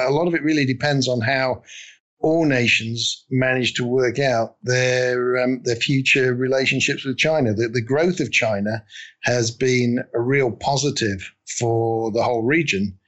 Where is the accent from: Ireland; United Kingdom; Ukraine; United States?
United Kingdom; we're all British